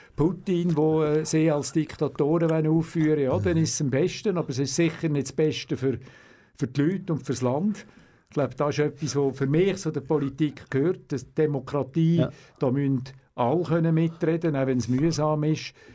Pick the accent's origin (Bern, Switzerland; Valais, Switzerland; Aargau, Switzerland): Aargau, Switzerland; Aarau; Ich bin in Zarau auf die Welt gekommen, wo ich immer noch wohne, in der Deli unten. Und habe dann auch äh, die äh, ganze Kindheit in der Deli unten äh, gewohnt.